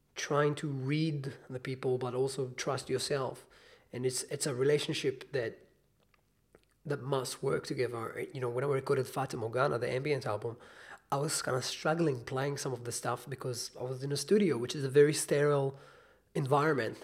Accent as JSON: {"language": "English", "country": "Israel", "moved": "as an adult", "lives_now": "New Zealand", "said": "I'm from Israel"}